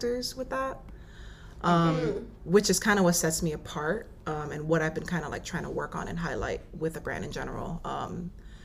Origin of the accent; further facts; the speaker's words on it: New York, United States; moved away; also born or lived in Florida / Savannah, Georgia / Atlanta, Georgia; I'm here in New York now. This is actually my hometown